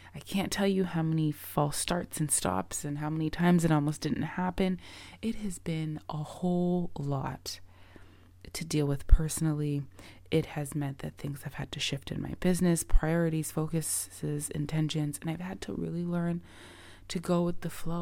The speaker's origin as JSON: {"language": "English", "town": "Toronto", "region": "Ontario", "country": "Canada", "tie": "born or raised there", "said": "I currently live in Toronto, Canada. Um, I'm a Canadian. I've lived here my whole life."}